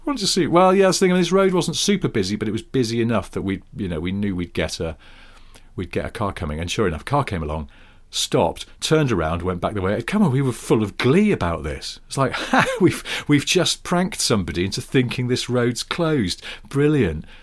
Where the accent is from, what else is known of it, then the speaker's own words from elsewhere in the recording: Wilmslow, North West England, United Kingdom; moved away; I was going back to Wilmslow, where I'm from